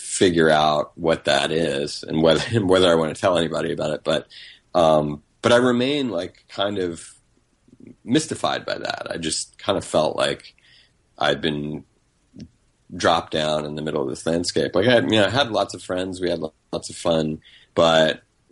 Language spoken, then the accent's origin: English; North Carolina, United States; also born or lived in Denham Springs, Louisiana / Baton Rouge, Louisiana; we moved to North Carolina when I was three from Baton Rouge